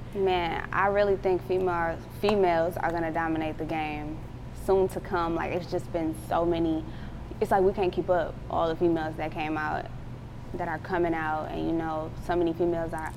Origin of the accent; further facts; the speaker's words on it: Milwaukee, Wisconsin, United States; moved away as an adult; now in Atlanta, United States; I'm from Milwaukee